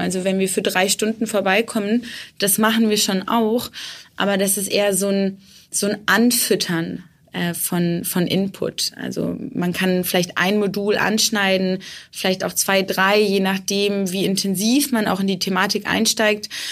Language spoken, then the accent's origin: German; Bremen, Germany; moved away; also born or lived in Erfurt; ich komme ursprünglich aus Bremen